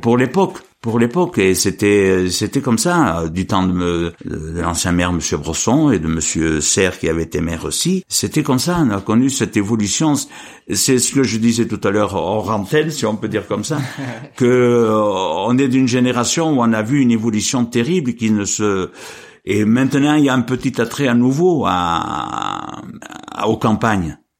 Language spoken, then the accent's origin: French; Apchon, Auvergne-Rhône-Alpes, France; also born or lived in Marchastel / Saint-Hippolyte; je suis né en 50 dans la commune de Machastel. En 55, je suis venu au pont d'Apchon.